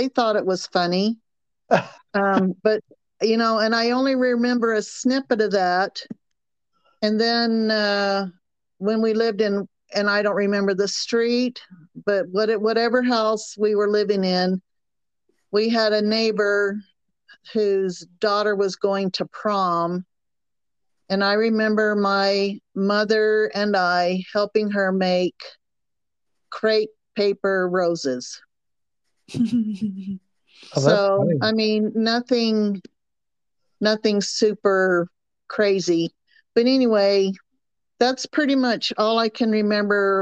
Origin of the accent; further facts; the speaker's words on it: Chester, South Carolina, United States; accent: Southern; moved away as an adult; also born or lived in Rock Hill, South Carolina / Oregon / California / Utah; I was born in a town called Chester, South Carolina, and it is in the northwestern part of South Carolina